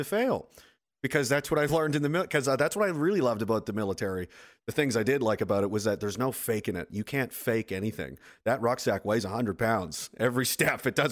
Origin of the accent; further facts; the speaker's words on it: Nova Scotia, Canada; moved away as an adult; now in Saskatoon, Canada; I am from Nova Scotia. I'm currently in Saskatoon area